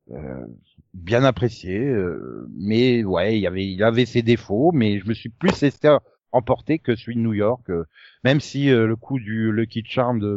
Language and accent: French; France; Au bout d'un moment, t'en as marre aussi, toi, en tant que française, de cette vision-là.